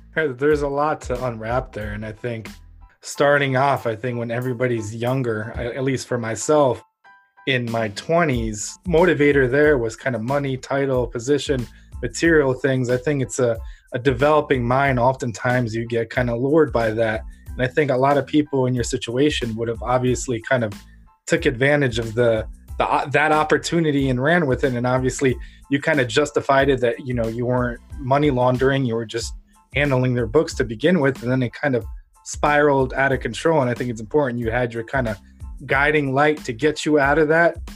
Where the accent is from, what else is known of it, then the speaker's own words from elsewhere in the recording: Ukraine; now in United States; I was born in Ukraine under the Soviet Union